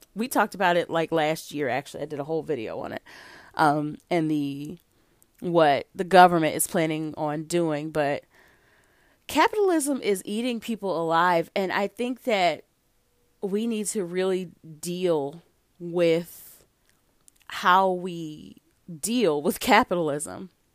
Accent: United States; I'm an American.

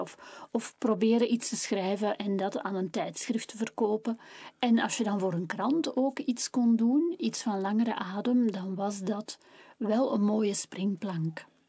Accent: Kempen, Flanders, Belgium; ik ben een echte Kempense

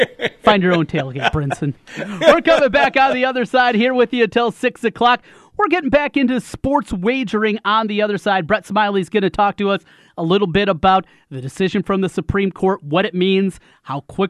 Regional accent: North Iowa, United States; I grew up in North Iowa

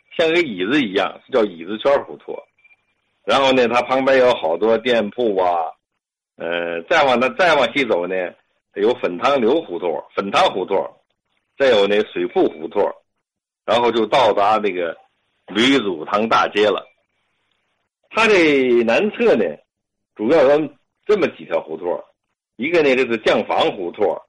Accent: Tianjin, China; 我呢，从小就在这地方生活

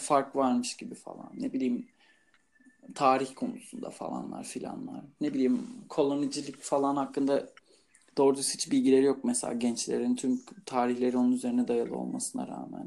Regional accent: Turkey; moved away as an adult; now in Portugal; İnsanlar bana nereli olduğumu sorunca ben Türk diyorum.

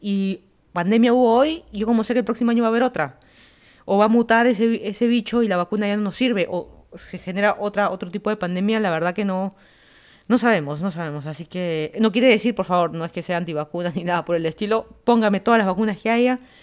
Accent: Lima, Peru; moved away as an adult; also born or lived in Miami, Florida; now in Fairfax County, Virginia, United States; yo soy de Lima, Perú. Me mudé a Estados Unidos, llevan a ser ya cuatro años casi

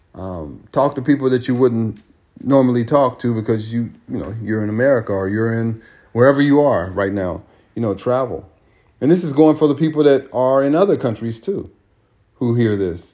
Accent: California, United States; moved away; I live in California. California is amazing. California, I grew up in California and didn't know California until I came back

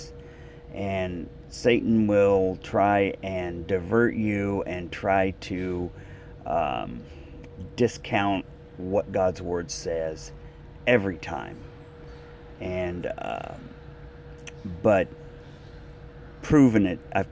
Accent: United States

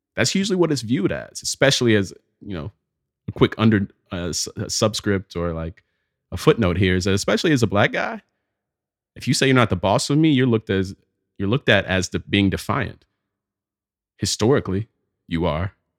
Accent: Pelham, Alabama, United States; moved away; a trip back to Pelham, Alabama. It's my hometown.

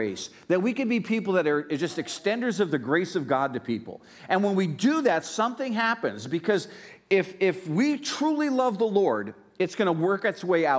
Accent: Pennsylvania, United States; You know, I grew up in Northeast Pennsylvania. I grew up in an Italian, Polish neighborhood

